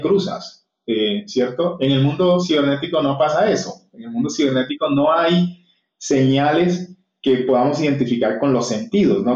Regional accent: Cartagena, Bolívar, Colombia; moved away; also born or lived in Bogotá; yo soy cartagenero

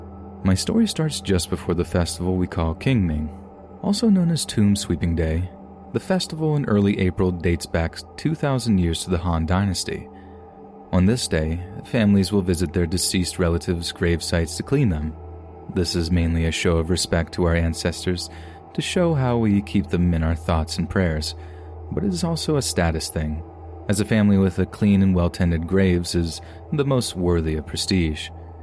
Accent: Hong Kong; You see, I'm from Hong Kong and I work at Pok Fu Lam Cemetery, one of the most overcrowded burial grounds in the entire world.

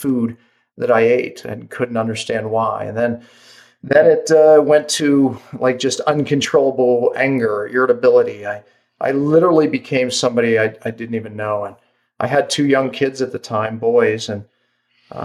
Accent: Pittsburgh, Pennsylvania, United States; moved away as an adult; now in Park City, United States; I live in Park City, Utah, but I was actually born and raised in Pittsburgh, Pennsylvania

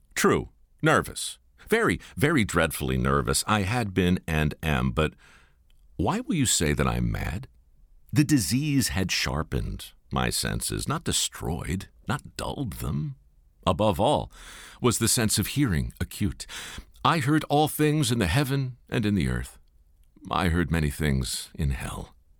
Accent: Baltimore, Maryland, United States; moved to my hometown in Baltimore

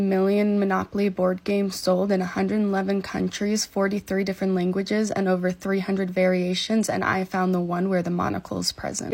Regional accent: United States; As an American

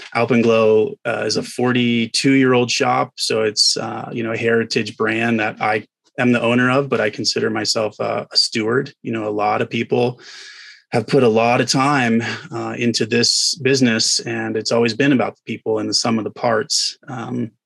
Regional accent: the South, United States; moved away as an adult; I grew up in the South

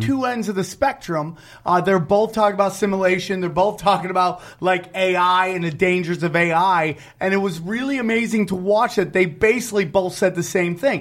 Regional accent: Syracuse, New York, United States; moved away; the Syracuse Funny Bone, my hometown

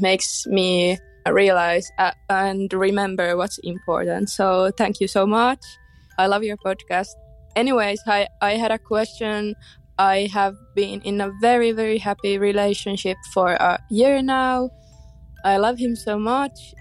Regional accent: Finland; English is a second language; I'm from Finland, so that's why I have kinda weird accent.

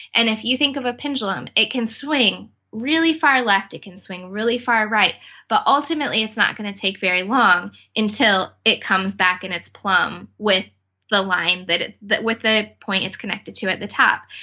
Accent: United States; as an American

